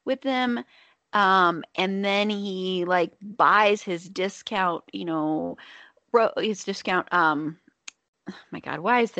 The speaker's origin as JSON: {"language": "English", "region": "the South", "country": "United States", "accent": "Southern", "said": "my Southern accent was starting to come through"}